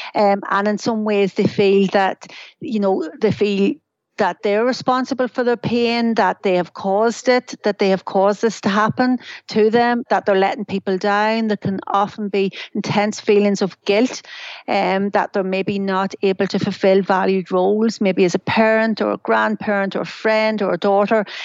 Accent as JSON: {"language": "English", "country": "Ireland", "moved": "yes", "lives_now": "United Kingdom", "said": "I'm Irish"}